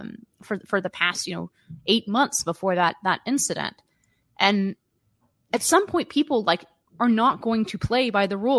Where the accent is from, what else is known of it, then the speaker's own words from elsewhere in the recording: California, United States; moved away; as a Californian or former Californian